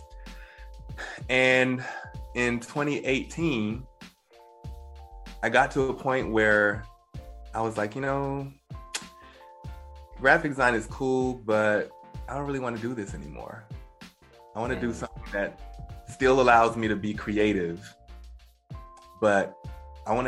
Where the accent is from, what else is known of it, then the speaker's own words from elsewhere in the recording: Baton Rouge, Louisiana, United States; moved away as an adult; also born or lived in New York City; I'm originally from Louisiana, Baton Rouge, Louisiana. So I'm a Southern boy